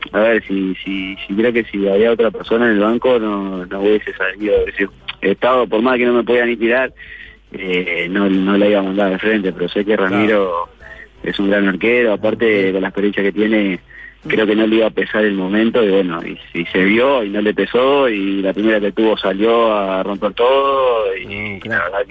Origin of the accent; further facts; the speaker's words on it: Italy; No, yo vengo de Italia eh, y bueno, tuve la posibilidad de, ir a Independiente porque yo quería jugar, obviamente.